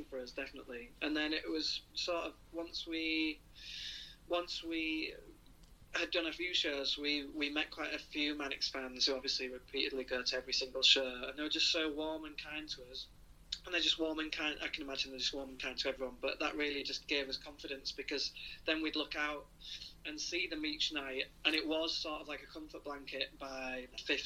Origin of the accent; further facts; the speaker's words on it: Hull, Yorkshire and the Humber, United Kingdom; in 10 years I've never even ventured down south, being from Hull